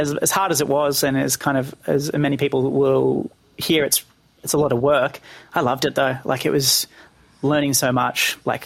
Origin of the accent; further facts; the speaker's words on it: Penrith, New South Wales, Australia; born and raised in Penrith